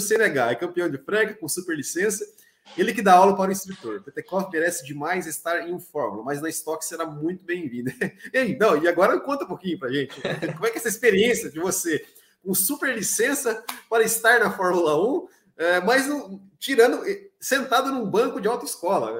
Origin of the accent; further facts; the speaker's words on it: Santa Catarina, Brazil; eu sou aqui de Santa Catarina, né? Eu moro em Santa Catarina